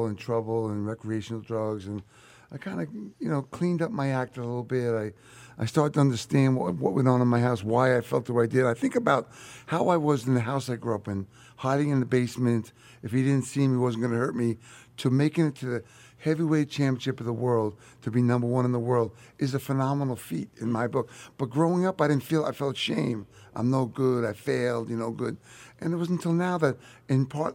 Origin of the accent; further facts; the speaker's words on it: Long Island, New York, United States; I was from Long Island here